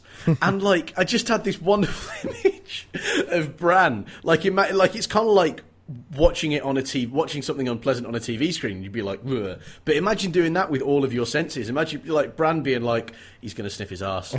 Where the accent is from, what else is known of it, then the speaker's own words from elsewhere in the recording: England, United Kingdom; I am English